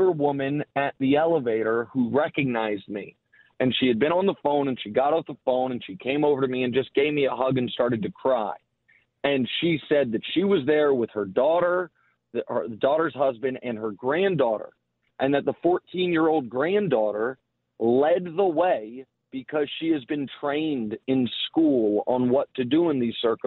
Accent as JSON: {"language": "English", "town": "Kansas City", "region": "Missouri", "country": "United States", "tie": "born or raised there", "moved": "as an adult", "lives_now": "New York, United States", "said": "I'm from Kansas City. I lived there my whole life"}